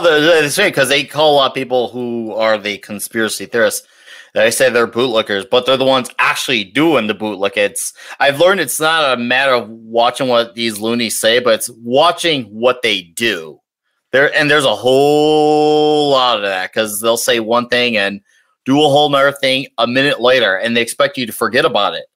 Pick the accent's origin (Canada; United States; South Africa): United States; Chicago, Illinois; I come from Chicago area